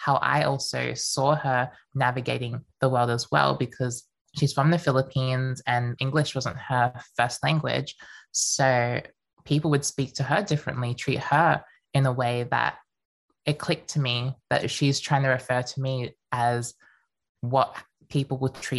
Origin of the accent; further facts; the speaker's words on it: Melbourne, Victoria, Australia; also born or lived in Queensland; I was born in Queensland, but then moved to Melbourne when I was around 5 years old